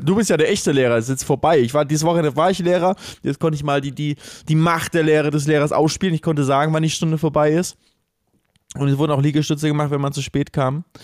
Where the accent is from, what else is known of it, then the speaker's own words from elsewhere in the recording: Cologne, North Rhine-Westphalia, Germany; wir sind Kölner